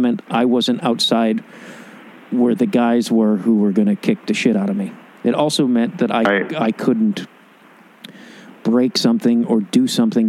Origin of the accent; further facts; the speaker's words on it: Chicago, Illinois, United States; moved away as an adult; also born or lived in New York; now in Los Angeles, United States; my hometown